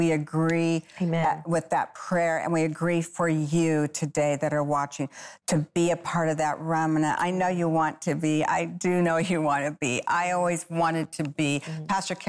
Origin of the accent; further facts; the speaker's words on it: Phoenix, Arizona, United States; It's an honor to have you come all the way from my hometown, Phoenix, Arizona, the desert.